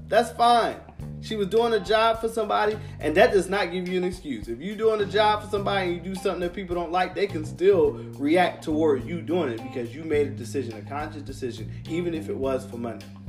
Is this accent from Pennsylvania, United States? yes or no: yes; Philadelphia, Pennsylvania, United States; being a Philadelphian, a real Philadelphian